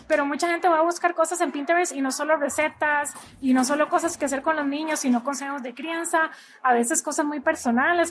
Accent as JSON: {"language": "Spanish", "country": "Costa Rica", "moved": "as an adult", "lives_now": "United States", "said": "soy de Costa Rica, pero hace ocho años vivo en Estados Unidos"}